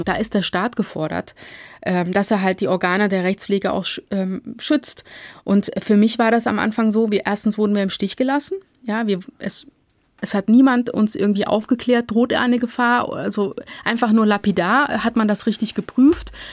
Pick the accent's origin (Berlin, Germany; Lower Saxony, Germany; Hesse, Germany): Hesse, Germany; Marburg; moved away as an adult; now in Frankfurt, Germany; Ich bin in Marburg geboren und aufgewachsen, habe dort mein Abitur gemacht